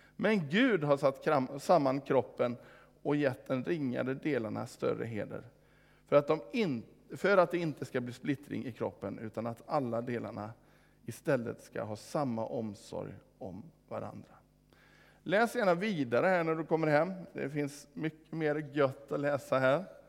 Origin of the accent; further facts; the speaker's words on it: Vårgårda, Västra Götaland, Sweden; hemma i Vårgårda